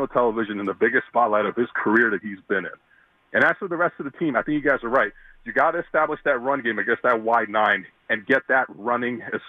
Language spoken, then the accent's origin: English; United States; now in Connecticut, United States; I grew up right outside the New York tri-state area my whole life